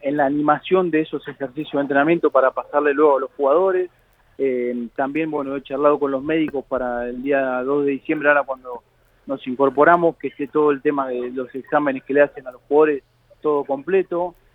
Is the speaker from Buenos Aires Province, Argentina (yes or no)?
yes; Avellaneda, Buenos Aires Province, Argentina; vivo acá en Avellaneda, eh, me crié, nací, me crié en Avellaneda, el colegio de Avellaneda